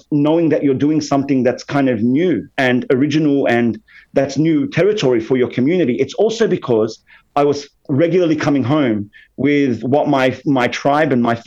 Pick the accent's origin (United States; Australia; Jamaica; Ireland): Australia; being a Lebanese Muslim Alawite growing up in Australia